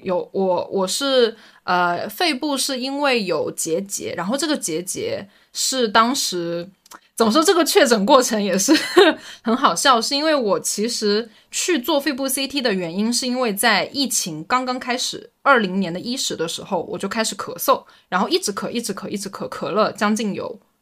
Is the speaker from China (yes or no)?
yes; Anhui, China; now in Shenzhen, China; 因为我是安徽人